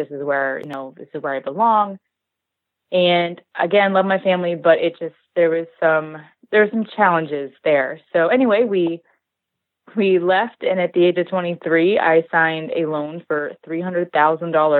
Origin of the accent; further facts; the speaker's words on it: Mill Hall, Pennsylvania, United States; now in Maryland, United States; I grew up in Pennsylvania, so I actually grew up in Mill Hall, Lock Haven area